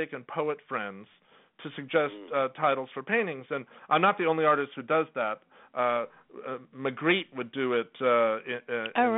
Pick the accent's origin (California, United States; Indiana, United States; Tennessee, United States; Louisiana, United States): California, United States; Los Angeles; moved away as an adult; also born or lived in Whittier, California; now in New York, United States; I was born in Los Angeles, but both my parents were born in Estonia. So I'm first-generation American